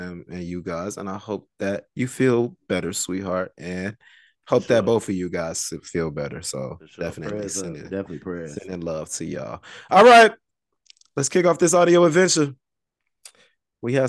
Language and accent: English; Chicago, Illinois, United States; I'm from Chicago